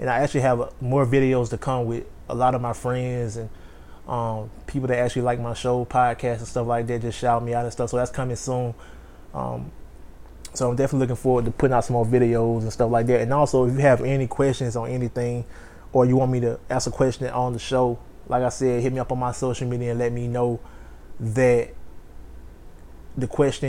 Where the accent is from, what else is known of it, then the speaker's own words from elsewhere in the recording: New Orleans, Louisiana, United States; I'm reporting from New Orleans, Louisiana. Repping for the city, trying to get a little New Orleans flavor.